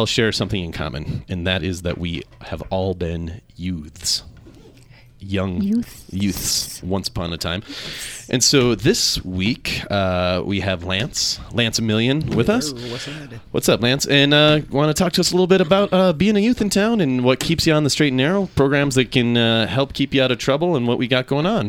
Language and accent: English; Minnesota, United States; also born or lived in Seattle; now in Salt Lake City, United States; I grew up in Minnesota and then I came here via Seattle